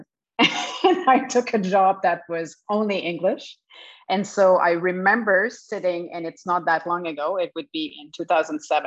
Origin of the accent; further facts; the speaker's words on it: Montreal, Quebec, Canada; English is a second language; moved away as an adult; also born or lived in Kelowna, British Columbia; now in Montreal, Canada; I was raised in Montreal, so I'm definitely French Canadian.